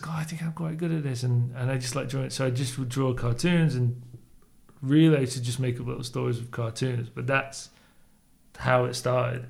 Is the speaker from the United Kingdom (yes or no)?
yes; Leeds, Yorkshire and the Humber, United Kingdom; also born or lived in Spain; I grew up in Leeds.